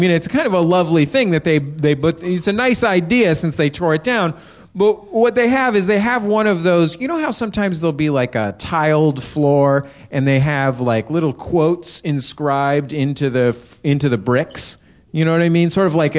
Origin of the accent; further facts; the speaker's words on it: Los Angeles, California, United States; I'm from Los Angeles